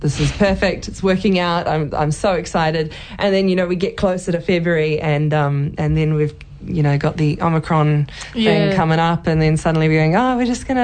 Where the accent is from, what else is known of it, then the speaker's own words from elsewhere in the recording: New Zealand; I'm Kiwi